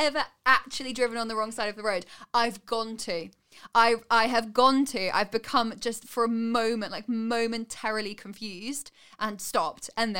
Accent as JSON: {"language": "English", "town": "Sutton Coldfield", "region": "West Midlands", "country": "United Kingdom", "tie": "born or raised there", "said": "So I grew up in Sutton Coldfield, which is a town outside of Birmingham."}